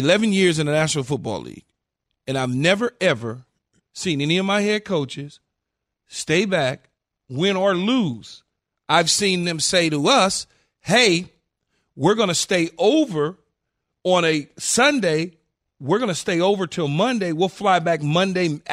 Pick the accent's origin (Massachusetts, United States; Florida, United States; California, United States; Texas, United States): California, United States; I'm from California